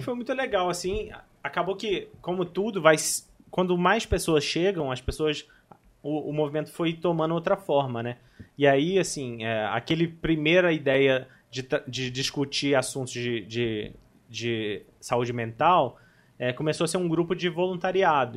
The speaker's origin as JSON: {"language": "Portuguese", "town": "Barra Mansa", "region": "Rio de Janeiro", "country": "Brazil", "tie": "born or raised there", "moved": "yes", "lives_now": "Volta Redonda, Brazil", "said": "nasci em Barra Mansa, atualmente estou morando em Volta Redonda"}